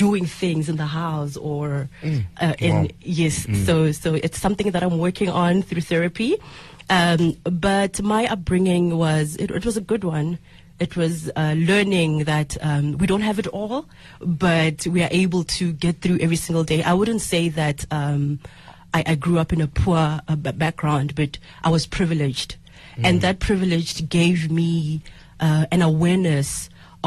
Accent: Nkomo, outskirts of Tzaneen, Limpopo, South Africa; I come from Nkomo on the outskirts of Zinin

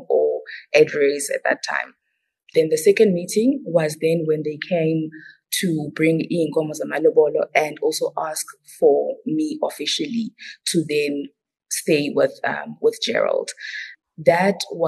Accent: Zimbabwe; I'm mainly Ndebele from Zimbabwe

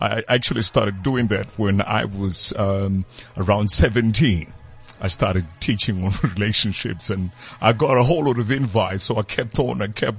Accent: South Africa; also born or lived in Ghana; I'm solid South African.

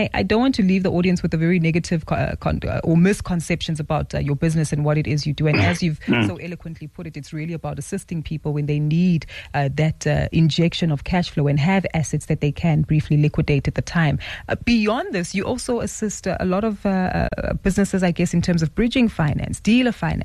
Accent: South Africa; as South African consumers

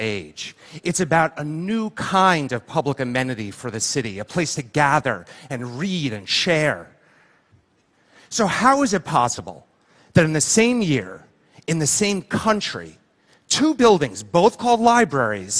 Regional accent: Livingston, New Jersey, United States; I'm from Jersey, and I was six, and I lived there in my parents' house in a town called Livingston. And this was my childhood bedroom

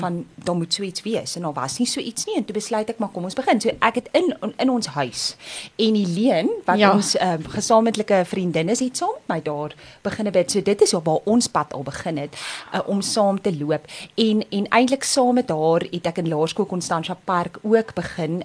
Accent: Windhoek, Khomas, Namibia; now in South Africa; ek het in die ou Suidwes-Afrika grootgeword. Ek is daar gebore in Windhoek wat nou Namibië is.

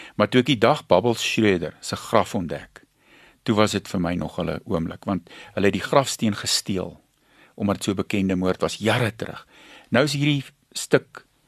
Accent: Pongola, KwaZulu-Natal, South Africa; ek het groot geword in Pongola op 'n plaas

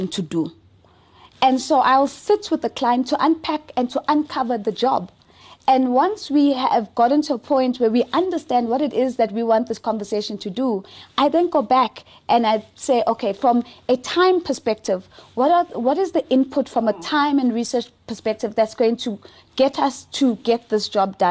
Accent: South Africa; I am unapologetically African first and foremost. I don't care for being South African

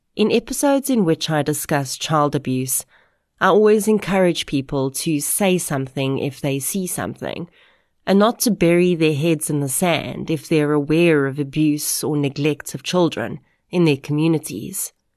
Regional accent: South Africa; we as South African adults

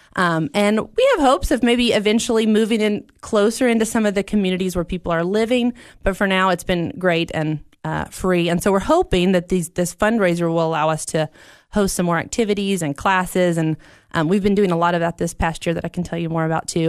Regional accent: United States; who were born here

